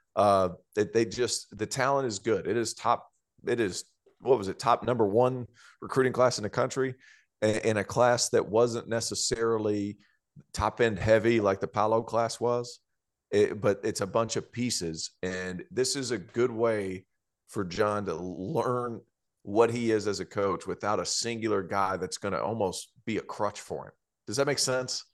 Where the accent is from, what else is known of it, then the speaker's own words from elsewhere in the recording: Tennessee, United States; I grew up in Tennessee, it's not that cold, we get snow once a year on accident